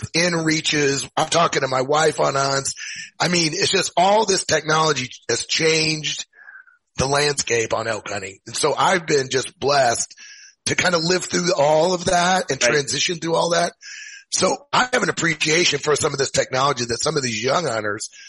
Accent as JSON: {"language": "English", "town": "Columbia", "region": "Missouri", "country": "United States", "tie": "born or raised there", "also_born_or_lived": "Springfield, Missouri", "moved": "as an adult", "lives_now": "Missoula, United States", "said": "I'm from Missouri. I grew up in Missouri, you know, pretty much in the center of Missouri"}